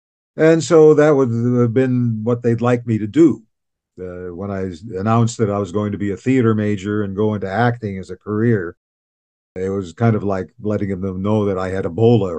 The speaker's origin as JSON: {"language": "English", "town": "Cleveland", "region": "Ohio", "country": "United States", "moved": "as an adult", "lives_now": "Canada", "said": "Cleveland, Ohio."}